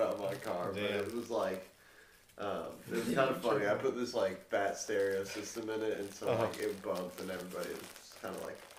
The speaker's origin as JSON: {"language": "English", "region": "Georgia", "country": "United States", "tie": "born or raised there", "said": "where I grew up in Georgia, I went to a private school with a bunch of rich kids"}